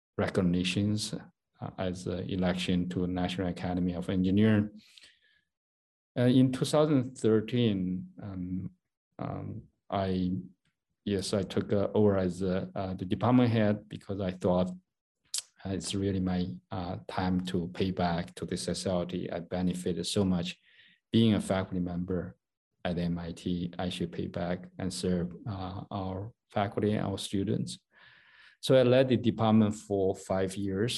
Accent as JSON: {"language": "English", "country": "China", "tie": "born or raised there", "also_born_or_lived": "Massachusetts, United States", "moved": "as an adult", "lives_now": "United States", "said": "I grew up in China. I was born in 64, so I spent a lot of my childhood during China's Cultural Revolution"}